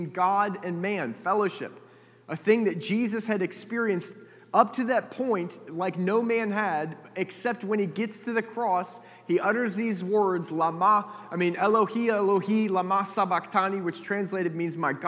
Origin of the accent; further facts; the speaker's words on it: United States; I grew up in America